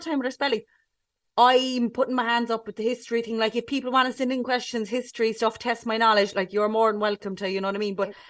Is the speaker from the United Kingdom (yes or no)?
no; Cork, Munster, Ireland; accent: Cork; I'm from Cork, right? And I actually love doing this podcast because the Cork comes out more, because I have to tone it down a bit here at times.